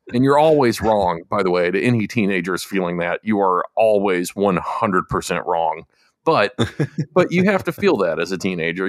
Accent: United States; I'm American

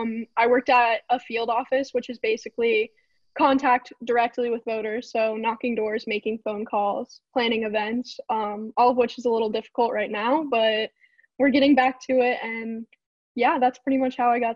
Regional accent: Georgia, United States; moved away; I'm from Georgia

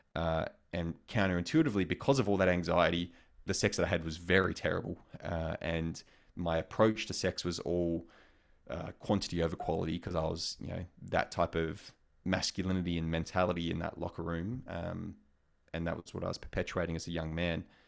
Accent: Australia; moved away; also born or lived in United States; as an Australian guy in an American context

